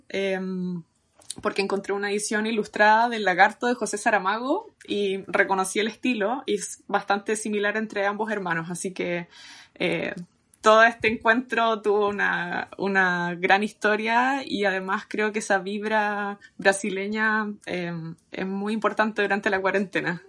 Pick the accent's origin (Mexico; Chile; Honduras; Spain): Chile; now in London, United Kingdom; yo soy de Chile